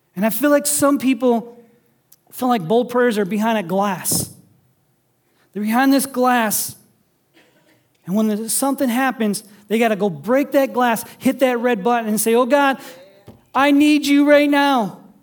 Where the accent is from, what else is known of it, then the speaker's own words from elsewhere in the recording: Sandusky, Ohio, United States; now in Toledo, United States; I grew up in Sandusky on the lake